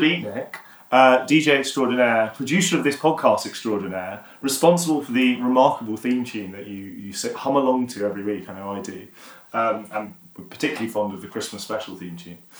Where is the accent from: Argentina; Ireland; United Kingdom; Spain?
United Kingdom; Yorkshire and the Humber; I have got Yorkshire heritage, but I am still from Yorkshire